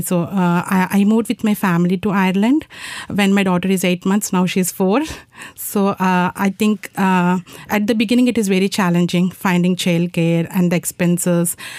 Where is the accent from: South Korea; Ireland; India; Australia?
India; moved away; I'm from India and I'm in final year of my PhD